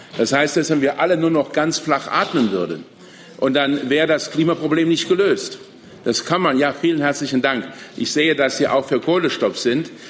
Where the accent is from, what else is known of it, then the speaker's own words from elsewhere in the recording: Saarland, Germany; Ich komme aus dem Saarland, wo man europäisch denkt